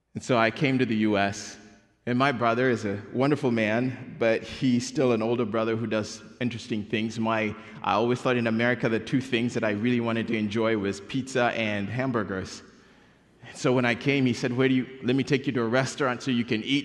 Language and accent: English; Kenya; moved away; I was born and raised in Kenya